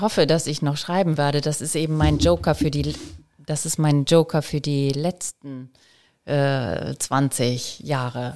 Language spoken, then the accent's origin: German; Elmshorn, Schleswig-Holstein, Germany; also born or lived in Kiel; ich komm aus Emshorn